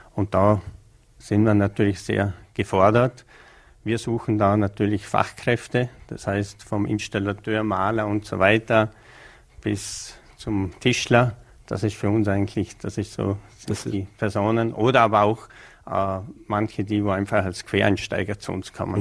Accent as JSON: {"language": "German", "town": "Bregenz", "region": "Vorarlberg", "country": "Austria", "tie": "born or raised there", "said": "als gebürtiger Prägenzer"}